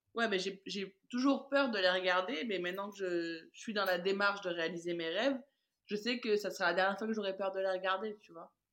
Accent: south of France, France; also born or lived in Caribbean; j'ai décidé de rentrer dans le, dans le sud de la France chez moi

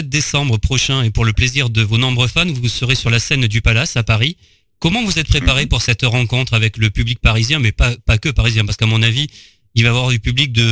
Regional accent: Lausanne, Vaud, Switzerland; J'ai grandi à Lausanne, en Suisse.

